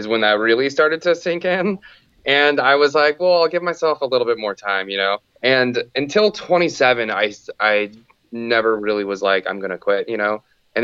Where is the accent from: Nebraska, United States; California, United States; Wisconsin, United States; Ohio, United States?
California, United States; Santa Cruz; I'm from Santa Cruz, California. I was born and raised here